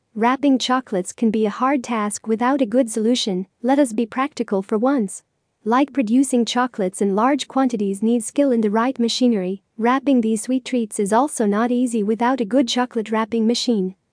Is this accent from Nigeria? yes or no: no; Lebanon; from Lebanon